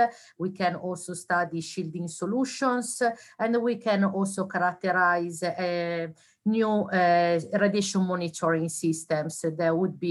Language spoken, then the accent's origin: English; Italy; moved away; I did my university degree in Italy. I'm from Italy